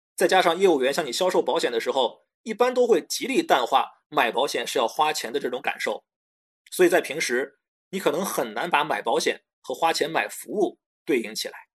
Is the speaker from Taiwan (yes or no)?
no; China; 我们中国人对储蓄有很大的偏好